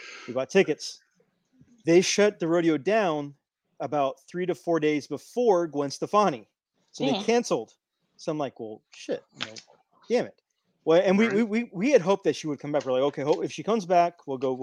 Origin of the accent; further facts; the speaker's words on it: Houston, Texas, United States; We're both in Houston. Well, I grew up in the southeast side, but now I live in the northwest side